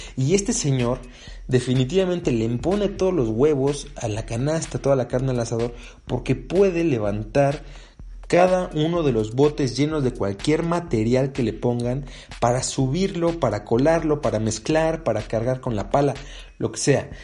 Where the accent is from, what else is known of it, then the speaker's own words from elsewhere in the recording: Mexico; acá en México